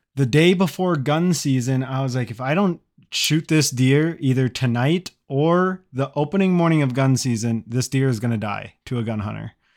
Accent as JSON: {"language": "English", "region": "Midwest", "country": "United States", "said": "I'm from the Midwest"}